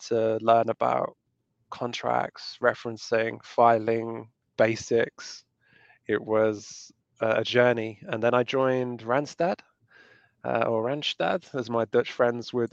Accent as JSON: {"language": "English", "town": "Leicester", "region": "East Midlands", "country": "United Kingdom", "moved": "yes", "said": "I'm originally from England, the UK"}